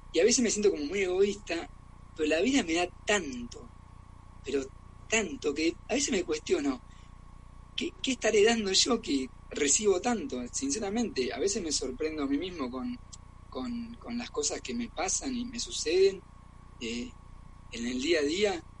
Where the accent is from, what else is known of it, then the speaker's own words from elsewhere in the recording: Argentina; also born or lived in Germany; now in Barcelona, Spain; soy argentino